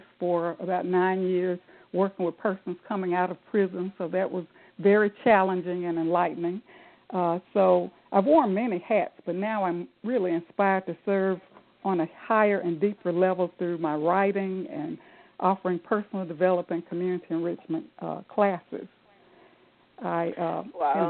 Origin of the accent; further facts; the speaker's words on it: Jackson, Mississippi, United States; I'm from Jackson, Mississippi